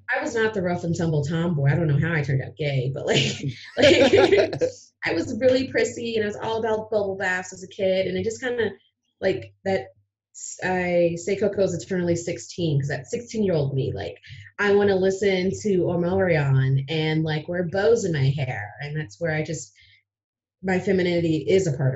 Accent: Ohio, United States; moved away as an adult; now in Aurora, United States; I left my home state from Ohio.

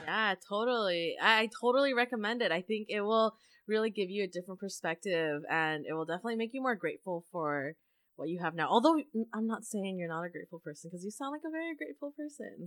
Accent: Canada; also born or lived in Asia; being Canadian

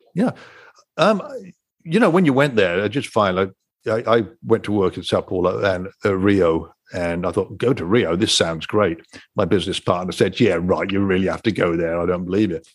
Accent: England, United Kingdom; moved away; I'm from England

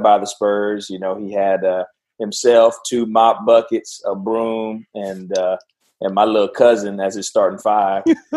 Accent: Dallas, Texas, United States; I'm actually from Dallas

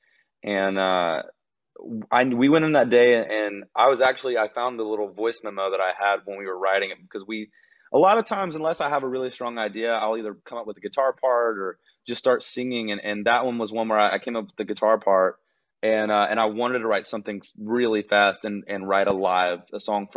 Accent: Gainesville, Georgia, United States; moved away as an adult; now in Nashville, United States; I grew up on a small horse farm on the outskirts of Gainesville, Georgia

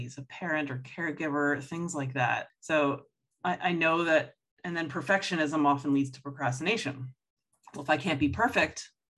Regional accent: Toronto, Ontario, Canada; I grew up in Toronto, so French is the second official language, and we had to take it in school

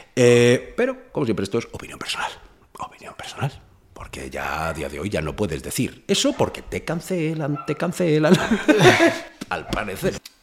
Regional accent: Fuenlabrada, Community of Madrid, Spain; yo me crié en, en Fuenlabrada

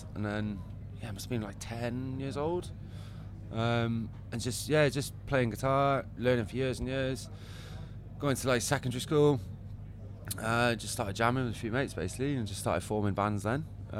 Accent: South Wales Valleys, United Kingdom; Well, I grew up in South Wales Valleys.

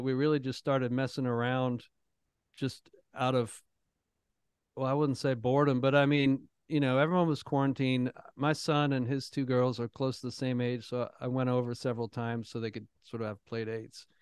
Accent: Toronto, Ontario, Canada; now in Nashville, United States; I grew up in Toronto

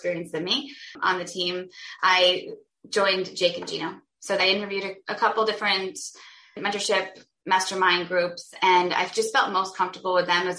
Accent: Vermont, United States; I'm originally from Vermont and my husband's from Connecticut

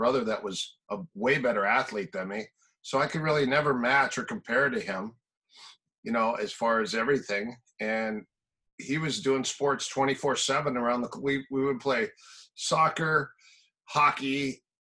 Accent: Minnesota, United States; moved away; also born or lived in Manhattan Beach / Palm Desert; I'm from Minnesota, so I grew up in cold country also.

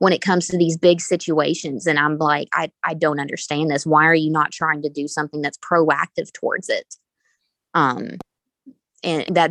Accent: Texas, United States; me growing up in Texas

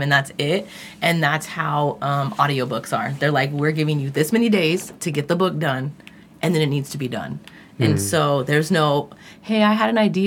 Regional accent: California, United States; I'm from California

